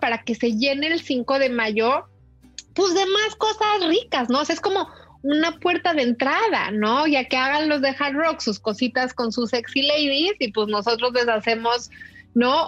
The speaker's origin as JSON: {"language": "Spanish", "region": "Mexico City", "country": "Mexico", "moved": "yes", "lives_now": "United States", "said": "veía yo como chilanguísima"}